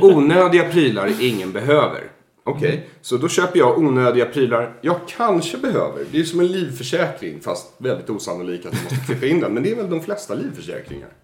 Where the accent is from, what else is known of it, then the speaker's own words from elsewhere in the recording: Solna, Stockholm County, Sweden; i kiosken i Bergshamra där jag växte upp